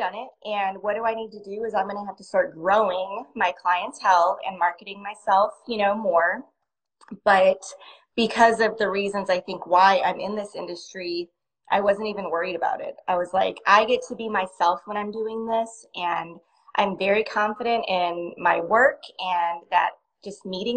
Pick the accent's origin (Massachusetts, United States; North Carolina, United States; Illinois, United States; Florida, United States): Illinois, United States; near Chicago; also born or lived in Texas; I was born in Texas, but I grew up in near Chicago in Illinois.